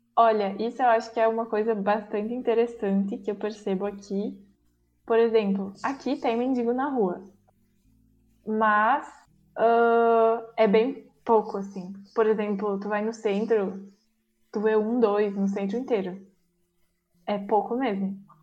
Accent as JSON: {"language": "Portuguese", "country": "Brazil", "moved": "as an adult", "lives_now": "Germany", "said": "eu sou brasileira"}